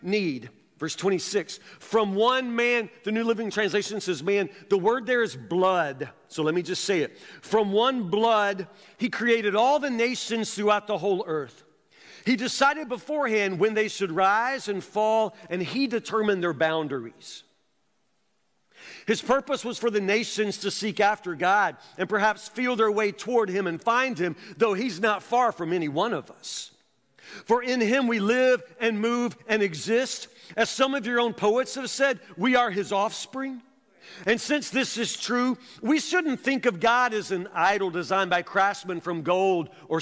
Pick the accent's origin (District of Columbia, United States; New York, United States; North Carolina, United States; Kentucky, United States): Kentucky, United States; Woodburn; also born or lived in Louisville, Kentucky; I grew up in the South